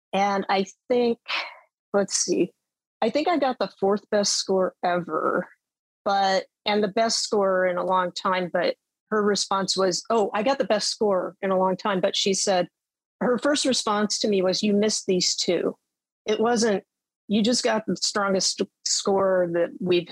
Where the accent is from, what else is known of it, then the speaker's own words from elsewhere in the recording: Western South Dakota, United States; I grew up in South Dakota